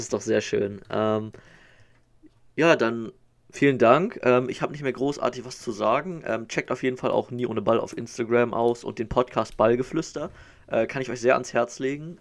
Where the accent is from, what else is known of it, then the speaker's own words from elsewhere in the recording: Northern Germany, Germany; als Norddeutscher